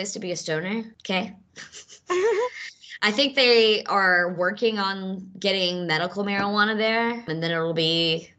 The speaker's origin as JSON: {"language": "English", "region": "Mississippi", "country": "United States", "moved": "yes", "lives_now": "New York, United States"}